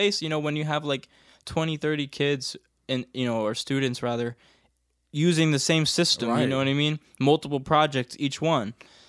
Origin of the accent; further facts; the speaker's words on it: Bridgeport, Connecticut, United States; Like, when I come from Bridgeport, Connecticut, hip-hop, you know, like, R&B, like, soul, you know, any of that stuff, pop music, all that stuff was ingrained in me at a very early age, you know?